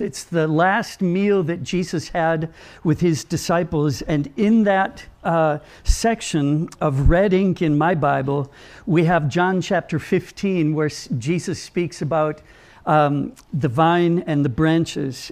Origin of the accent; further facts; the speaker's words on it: Minnesota, United States; I come from Minnesota